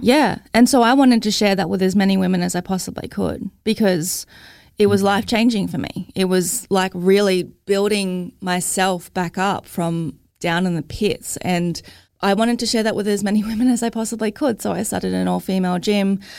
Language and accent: English; Logan, Queensland, Australia; I'm from Logan